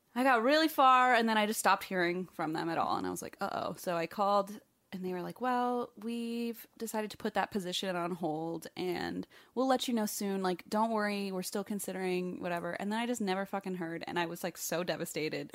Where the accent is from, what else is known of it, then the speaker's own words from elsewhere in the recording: Ohio, United States; moved away; my home state